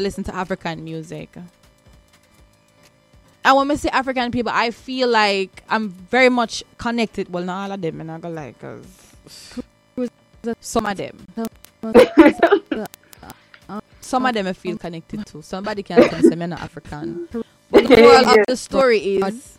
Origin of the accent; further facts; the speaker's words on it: Jamaica; also born or lived in New Jersey; now in United States; Growing up, I was bullied, not necessarily for being Black, but for being Jamaican